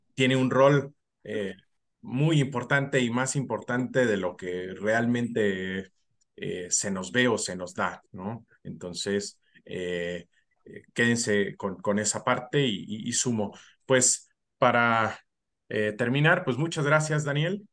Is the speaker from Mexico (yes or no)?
yes; Mexico; como profesionales mexicanos